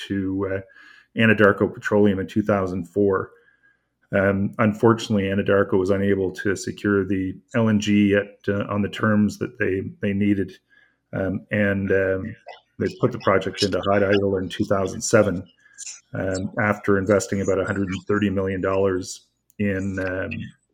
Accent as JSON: {"language": "English", "area": "Port Hawkesbury", "region": "Nova Scotia", "country": "Canada", "tie": "born or raised there", "said": "I was actually born and raised in Port Hotspur, about 5 kilometers away from the project site"}